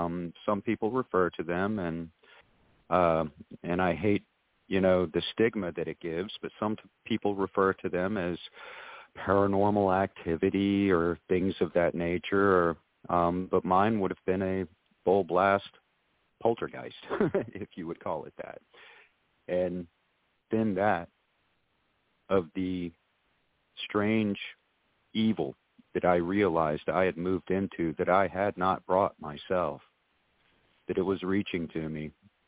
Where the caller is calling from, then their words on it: Georgetown, South Carolina, United States; I am calling you from Georgetown, South Carolina.